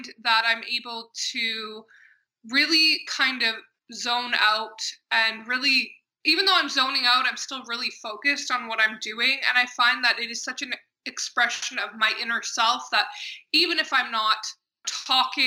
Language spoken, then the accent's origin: English; Canada; I am Canadian